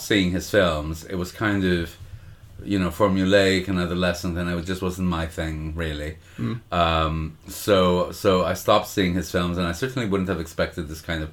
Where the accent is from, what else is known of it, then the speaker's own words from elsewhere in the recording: Montreal, Quebec, Canada; a culture that I grew up in Montreal